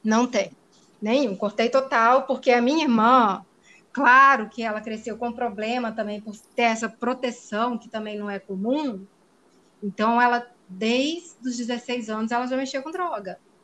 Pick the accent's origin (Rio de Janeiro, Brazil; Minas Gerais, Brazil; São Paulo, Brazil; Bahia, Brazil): Minas Gerais, Brazil; Ipatinga; moved away as an adult; now in Piracicaba, Brazil; Sou mineira do interior de Minas Gerais, de Patinga